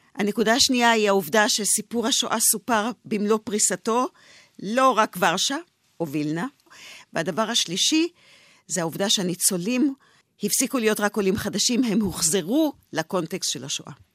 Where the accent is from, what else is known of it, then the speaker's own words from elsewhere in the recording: Israel; אני אה, דור שנולד אה, כבר בארץ, אני צברית, מה שנקרא